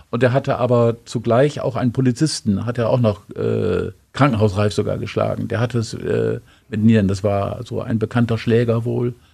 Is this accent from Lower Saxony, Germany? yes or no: yes; Osnabrück, Lower Saxony, Germany; ey, hör mal zu, ich bin doch auch aus Osnabrücker und blamier uns doch nicht.